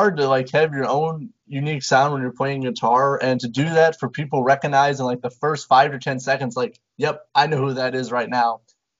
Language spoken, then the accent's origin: English; Indiana, United States; I'm from Indiana.